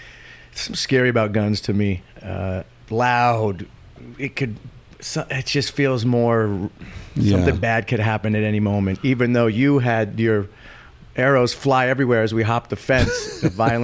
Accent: San Francisco, California, United States; I'm from San Francisco. It's not really a gun city part of the culture there. Unless you're from certain neighborhoods, which I wasn't.

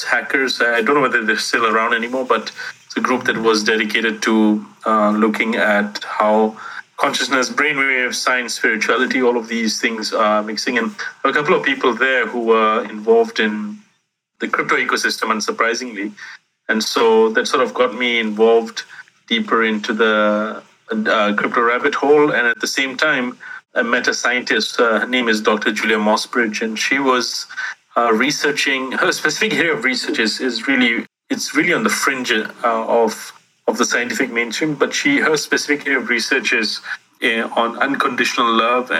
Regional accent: Singapore; I grew up in Singapore

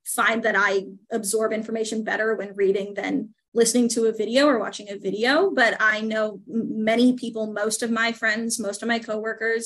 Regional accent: Altoona, Iowa, United States; I grew up in Altoona, Iowa, just outside of Des Moines

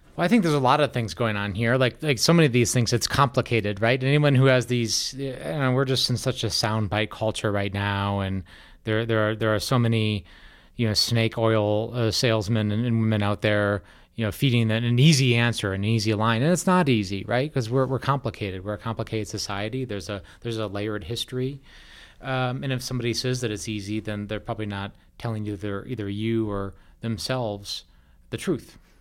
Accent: Wisconsin, United States; now in Colorado, United States; I grew up in Wisconsin

